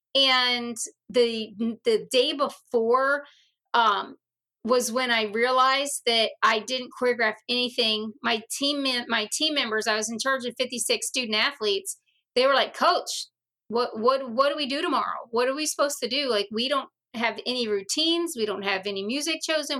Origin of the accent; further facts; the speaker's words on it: Virginia, United States; I grew up in Virginia, and we had the mosquito man.